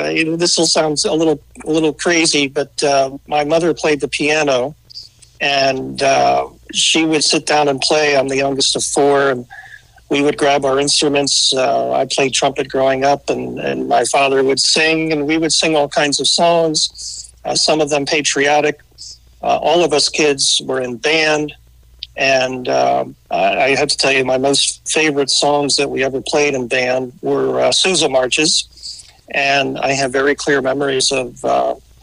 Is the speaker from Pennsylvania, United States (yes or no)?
yes; just outside Philadelphia, Pennsylvania, United States; moved away as an adult; also born or lived in Penn State; now in Mason, United States; I grew up just outside Philadelphia